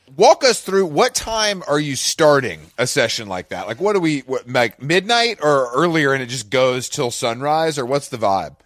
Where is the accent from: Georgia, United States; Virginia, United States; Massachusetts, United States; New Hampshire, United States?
Georgia, United States; Atlanta; I'm from Atlanta and I'm here right now